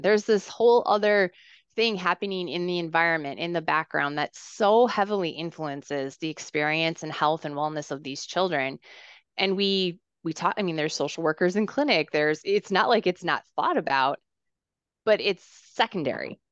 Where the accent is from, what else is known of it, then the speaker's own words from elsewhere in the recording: Minnesota, United States; I grew up in Minnesota